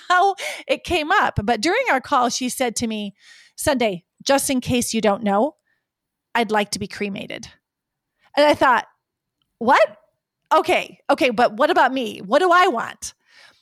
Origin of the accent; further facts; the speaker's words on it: Lake Sakakawea, North Dakota, United States; moved away; Lake Sakakawea, my home state and where I grew up.